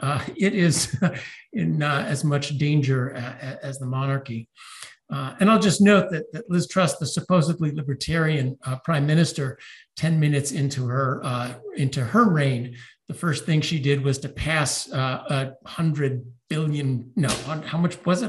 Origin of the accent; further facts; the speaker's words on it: United States; I'm an American